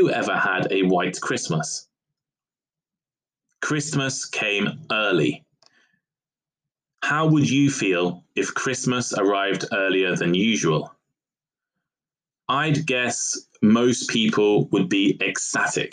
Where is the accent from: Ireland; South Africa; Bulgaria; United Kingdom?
United Kingdom; I am British